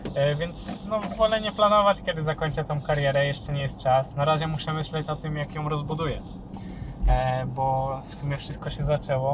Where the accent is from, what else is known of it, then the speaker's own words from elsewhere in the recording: Elbląg, Warmian-Masurian Voivodeship, Poland; ja z Elbląga pochodzę